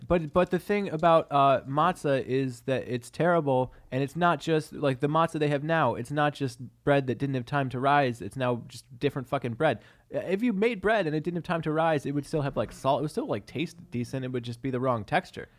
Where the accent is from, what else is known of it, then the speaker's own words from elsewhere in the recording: Syracuse, New York, United States; I grew up in Syracuse